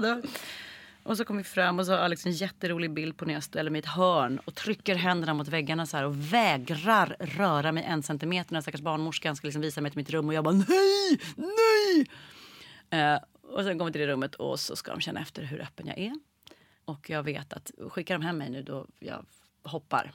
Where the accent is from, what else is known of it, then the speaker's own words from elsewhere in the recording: Stockholm, Stockholm County, Sweden; jag föddes på SÖS